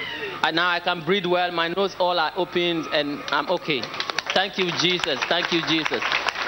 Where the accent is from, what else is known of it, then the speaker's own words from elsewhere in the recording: Ghana; I'm from Ghana. I'm from Ghana.